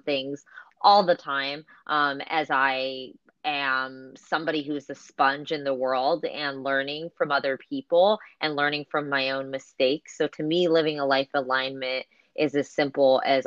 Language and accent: English; Bay Area, California, United States; I grew up in this country. I am first generation in this country, and I think for me growing up in the Bay Area was actually quite difficult